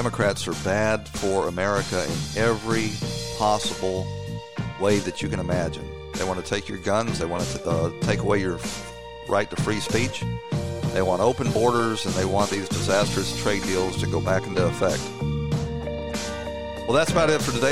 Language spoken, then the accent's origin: English; Atlanta, Georgia, United States; when I was growing up in Atlanta